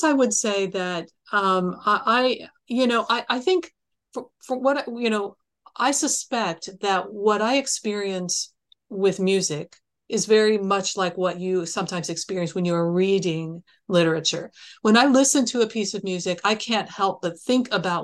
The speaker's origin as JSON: {"language": "English", "town": "Columbus", "region": "Ohio", "country": "United States", "tie": "born or raised there", "said": "I was born in Columbus"}